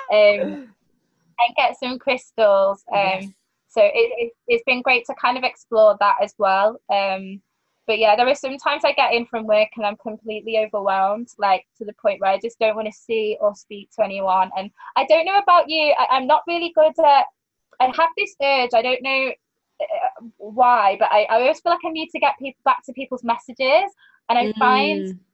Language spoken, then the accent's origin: English; Manchester, North West England, United Kingdom; a bar in Manchester, at my hometown